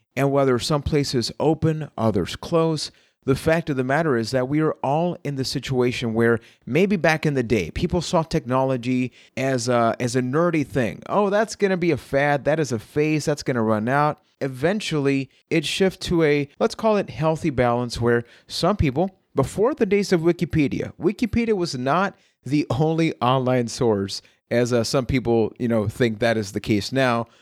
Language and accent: English; Puerto Rico; I am from Puerto Rico